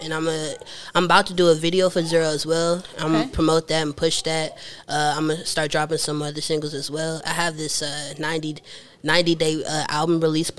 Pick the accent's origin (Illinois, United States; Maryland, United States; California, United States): Maryland, United States; Clinton; I'm from Maryland, Clinton, Maryland.